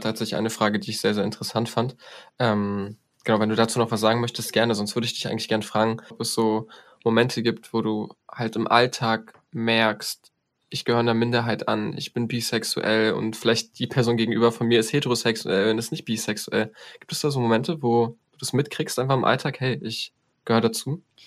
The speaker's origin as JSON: {"language": "German", "country": "Poland", "said": "Also ich als Pole"}